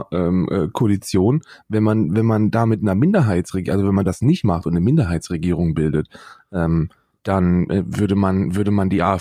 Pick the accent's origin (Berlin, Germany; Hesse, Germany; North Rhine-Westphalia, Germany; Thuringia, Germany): Hesse, Germany; Äh, ich komme aus Nordhessen und das war, wir haben Ost, Ost-West gab es bei uns gar nicht.